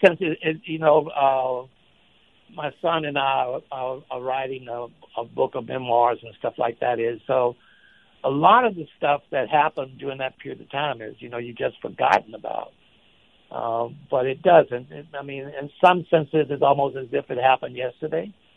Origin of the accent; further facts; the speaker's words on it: Shreveport, Louisiana, United States; Shreveport, which is my hometown